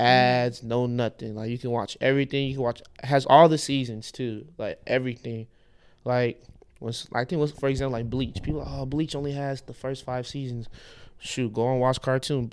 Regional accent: Houston, Texas, United States; I was born in Houston, Texas, but my parents are from Lagos, Nigeria

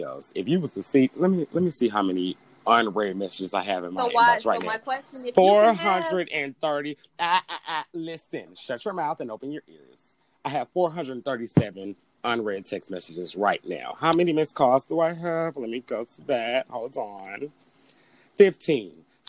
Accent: Chicago, Illinois, United States; I'm from the South Side.

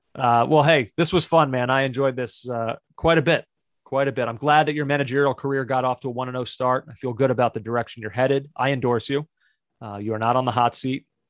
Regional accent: United States; an American soccer fan

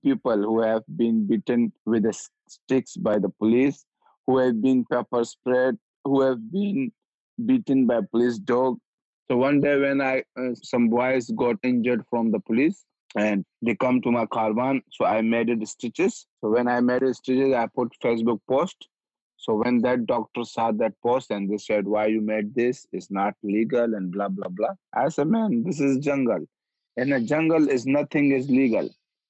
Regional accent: Pakistan; born there; I was born in Pakistan.

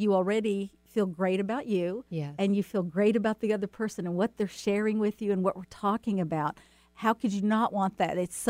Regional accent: the South, United States; And, you know, I'm from the South.

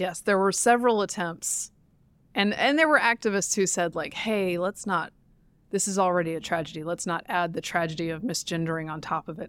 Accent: the South, Southern United States, United States; now in Washington, D.C., United States; I, as a Southerner

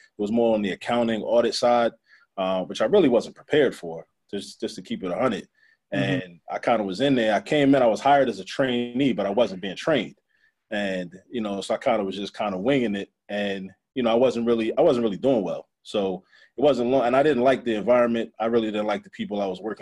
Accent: Baltimore, Maryland, United States; also born or lived in New York; Born in New York, grew up in Baltimore though. So basically Baltimore raised me for the most part

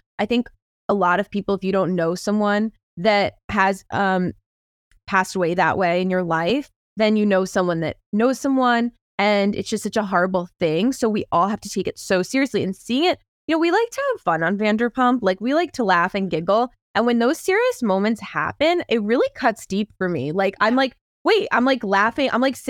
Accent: New Jersey, United States; I'm from Jersey.

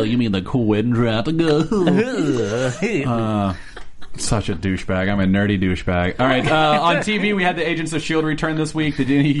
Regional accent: Silver Lake, California, United States; I'm from Silver Lake. I apologize.

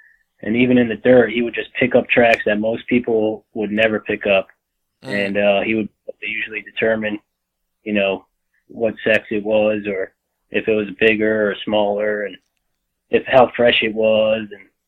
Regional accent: Pennsylvania, United States; Like I said, I grew up here in South Central Pennsylvania. I moved up here when I was 10 years old, and I've kind of been hunting ever since.

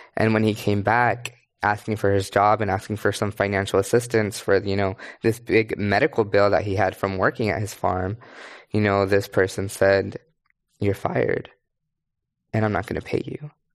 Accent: Kerman, California, United States; moved away as an adult; also born or lived in Berkeley, California; I grew up in Carmen, California, which is majority Latinx

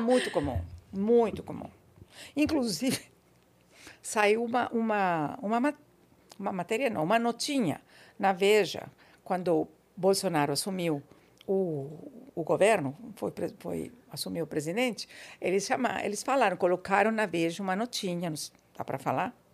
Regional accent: Buenos Aires, Argentina; Portuguese is a second language; moved away as an adult; now in São Paulo, Brazil; Eu nasci na Argentina, em Buenos Aires.

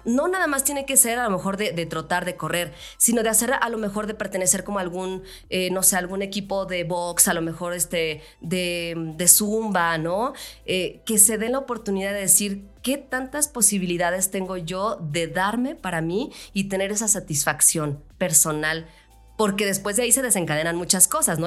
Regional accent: León, Guanajuato, Mexico; now in Mexico City, Mexico; Yo soy de León, Guanajuato, me vine aquí a la Ciudad de México

